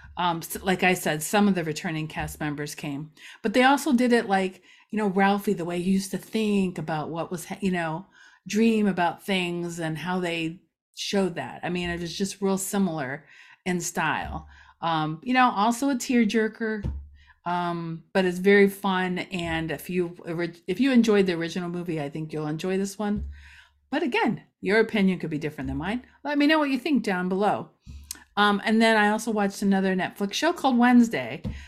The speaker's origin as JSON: {"language": "English", "area": "Ashtabula County", "region": "Ohio", "country": "United States", "tie": "born or raised there", "moved": "yes", "lives_now": "Macedonia, United States", "said": "I grew up in Asheville County"}